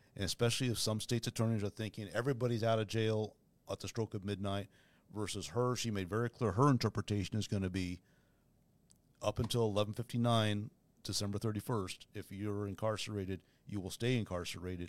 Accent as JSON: {"language": "English", "town": "Garland", "region": "Texas", "country": "United States", "tie": "born or raised there", "also_born_or_lived": "San Francisco / Mexico", "moved": "yes", "lives_now": "Algonquin, United States", "said": "I was born in San Francisco. I was raised in suburban Dallas in Garland, Texas"}